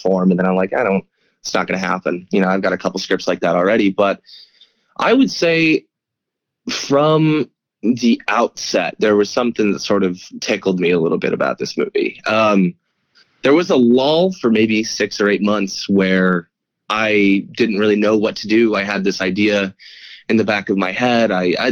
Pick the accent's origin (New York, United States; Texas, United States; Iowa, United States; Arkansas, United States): New York, United States; upstate; I am from upstate New York and from a tiny town in upstate